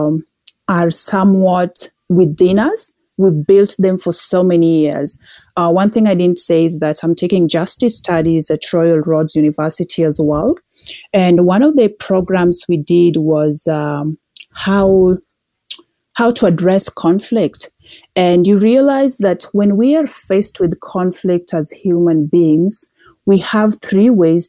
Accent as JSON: {"language": "English", "country": "Kenya", "moved": "as an adult", "lives_now": "Calgary, Canada", "said": "I'm originally from Kenya. I moved to Calgary in 2012."}